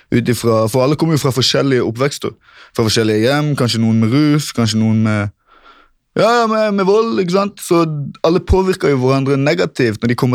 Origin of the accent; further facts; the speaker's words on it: Kristiansand, Agder, Norway; Jeg kommer først fra Grim, et område i Kristiansand som er veldig berykta for ungdomskriminalitet og pøbelstreker.